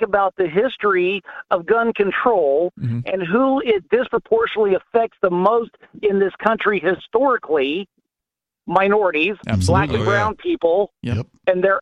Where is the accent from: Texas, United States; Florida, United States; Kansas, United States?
Kansas, United States; born or raised there